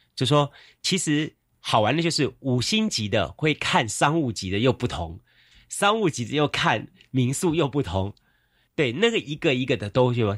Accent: Yancheng District, Kaohsiung, Taiwan; 我小时候住在盐城区

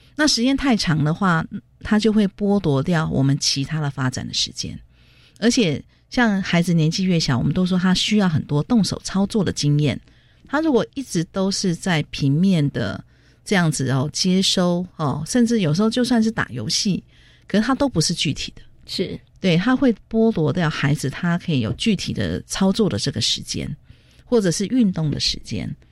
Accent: Taitung, Taitung County, Taiwan; 因为我来自台东嘛

